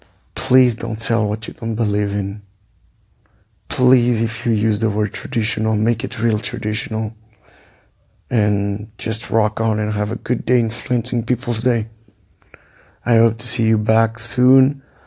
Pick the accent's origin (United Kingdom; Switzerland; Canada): Switzerland; also born or lived in Portugal; Portuguese, born and raised in Switzerland. Lived in 9 countries, traveled 20 plus.